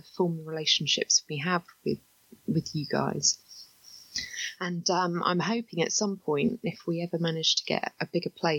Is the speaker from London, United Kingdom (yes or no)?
yes; London, United Kingdom; moved away as an adult; now in England; I grew up in London, right in the middle of central London, actually